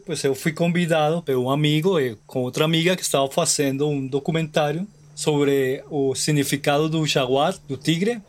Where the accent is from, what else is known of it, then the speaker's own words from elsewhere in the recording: Colombia; Portuguese is a second language; also born or lived in Brazil; Eu sou da Colômbia